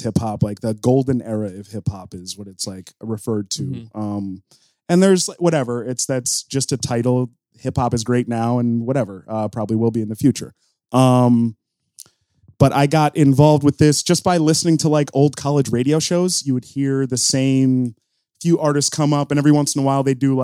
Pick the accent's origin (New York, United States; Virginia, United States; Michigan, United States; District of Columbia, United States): New York, United States; outside of Albany; I grew up outside of Albany.